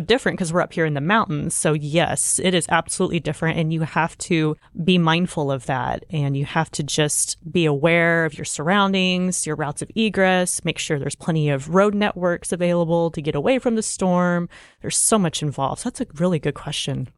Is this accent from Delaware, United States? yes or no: no; Oklahoma, United States; I grew up in Oklahoma, so first and foremost, growing up in Oklahoma, you're just prone to severe weather every year